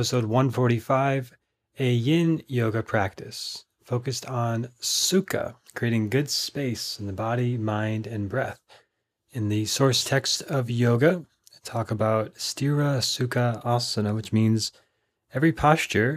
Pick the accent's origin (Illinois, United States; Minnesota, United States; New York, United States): Minnesota, United States; now in Austin, United States; When I grew up in Minnesota